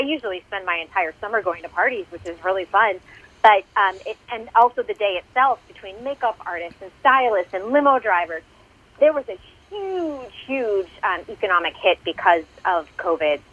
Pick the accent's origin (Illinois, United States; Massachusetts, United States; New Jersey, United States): Massachusetts, United States; I'm from Massachusetts